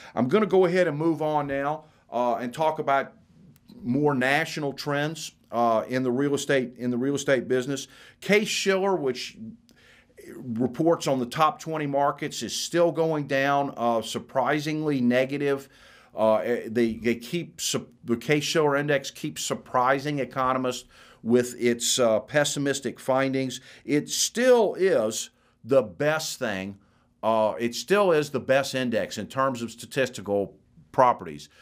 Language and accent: English; Florida, United States; moved away; I'm from Florida. My, my daughter's, my mother, a brother live in Florida